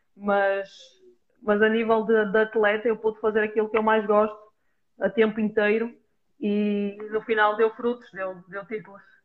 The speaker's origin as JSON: {"language": "Portuguese", "country": "Portugal", "said": "nós, enquanto portuguesas"}